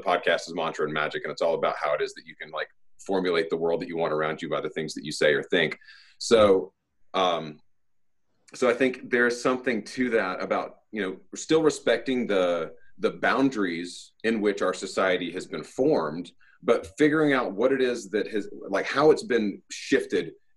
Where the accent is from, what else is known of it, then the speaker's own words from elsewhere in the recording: Southeast, United States; I grew up in the Southeast, you know, you've got a bunch of Baptist and Methodist telling you what you can and can't